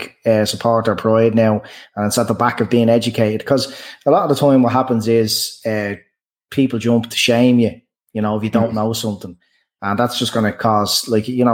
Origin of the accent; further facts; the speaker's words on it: Dublin, Leinster, Ireland; growing up in Dublin